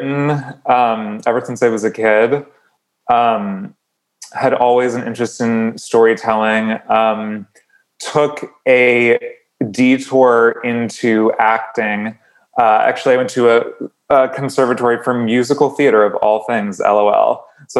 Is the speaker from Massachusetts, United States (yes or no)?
yes; Whitinsville, Massachusetts, United States; moved away as an adult; also born or lived in Natick, Massachusetts / Berkeley, California / New York / Los Angeles; I was in a small working class New England town called Whitensville. Whitensville, Massachusetts